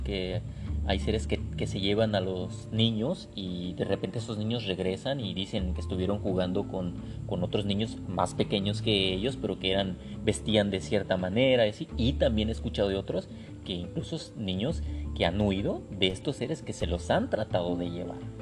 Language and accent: Spanish; Guadalajara, Jalisco, Mexico; moved away; yo soy eh, oriundo de Guadalajara